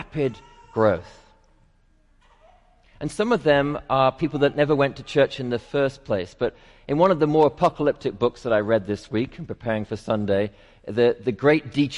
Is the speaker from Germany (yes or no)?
no; England, United Kingdom; now in Atlanta, United States; I'm English